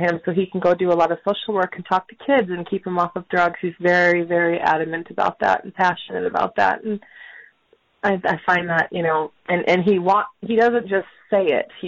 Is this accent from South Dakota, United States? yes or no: yes; South Dakota, United States; born there; I was born in South Dakota, in the United States.